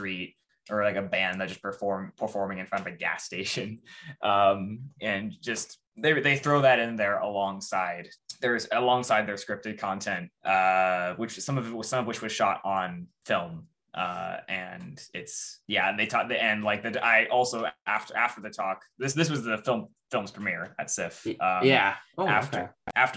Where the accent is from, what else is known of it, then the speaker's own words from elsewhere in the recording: California, United States; having grown up in California, not anywhere near Modesto